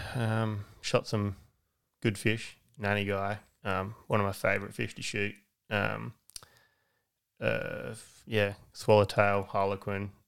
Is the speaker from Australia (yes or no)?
yes; Aldgate, South Australia, Australia; also born or lived in Bridgewater; Adelaide Hills. Grew up in Aldgate.